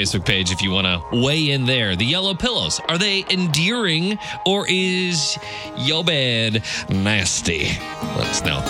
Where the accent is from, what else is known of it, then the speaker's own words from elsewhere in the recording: Central Illinois, United States; I grew up kind of in Central Illinois